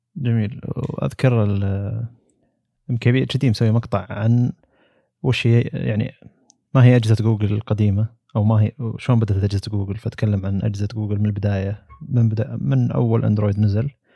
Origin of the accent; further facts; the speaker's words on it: Saudi Arabia; هنا عندنا في السعودية